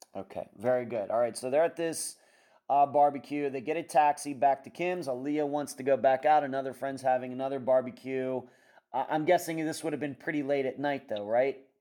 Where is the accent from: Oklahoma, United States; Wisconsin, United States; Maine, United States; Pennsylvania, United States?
Pennsylvania, United States; moved away; also born or lived in Las Vegas, Nevada; living, growing up in Pennsylvania, uh, I, when I eventually lived a lot, moved to Las Vegas